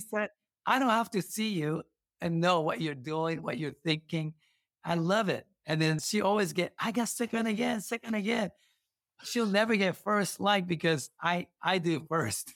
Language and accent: English; Kumamoto, Japan; English is a second language; moved away as an adult; now in Sacramento, United States; Kumamoto, my city hometown